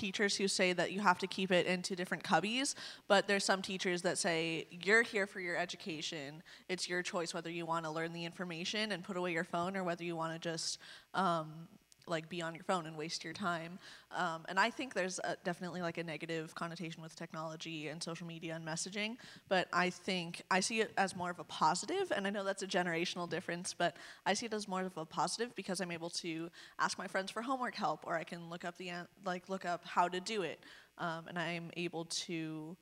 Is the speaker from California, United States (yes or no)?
yes; Anaheim, California, United States; I'm from Anaheim, California